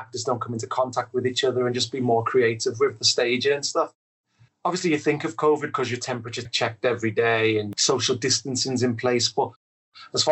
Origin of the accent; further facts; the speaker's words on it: Liverpool, North West England, United Kingdom; moved away; I was quite lucky where I grew up in Liverpool 8 in Toxteth